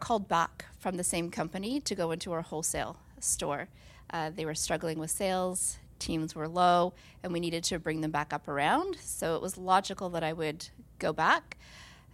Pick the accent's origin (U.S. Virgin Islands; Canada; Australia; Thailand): Canada; Nova Scotia; moved away; I'm from Nova Scotia